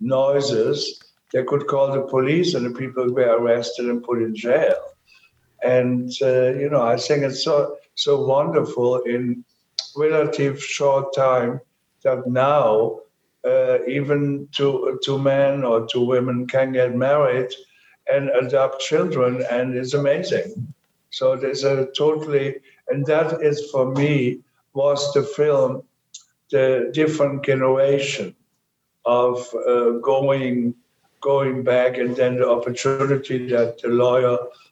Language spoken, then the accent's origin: English; Germany; moved away; I'm from Germany, and in Germany, there were even a paragraph called 175. When I grew up